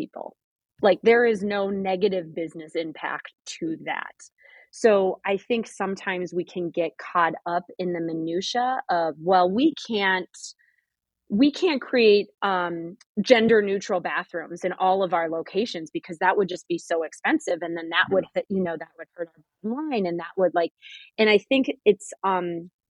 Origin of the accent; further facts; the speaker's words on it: Midwest, United States; I grew up in the Midwest